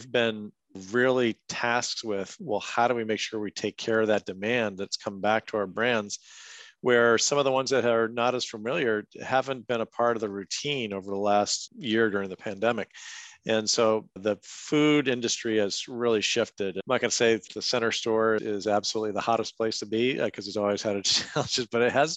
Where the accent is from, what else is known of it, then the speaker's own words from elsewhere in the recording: Merrimack, New Hampshire, United States; my house where I grew up in Merrimack, New Hampshire